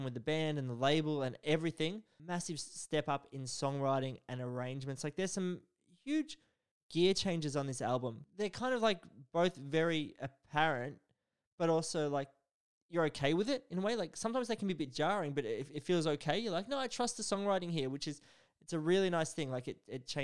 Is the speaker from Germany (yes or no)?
no; Bendigo, Victoria, Australia; I'm from Bendigo.